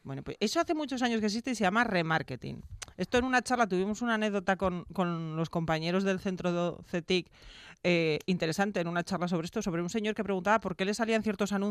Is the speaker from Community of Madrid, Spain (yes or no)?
no; Gijón, Asturias, Spain; soy de Gijón